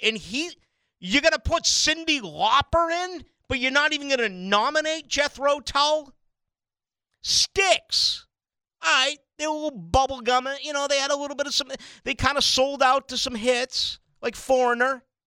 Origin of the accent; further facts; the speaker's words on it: Boston, Massachusetts, United States; now in Jacksonville, United States; I'm from Boston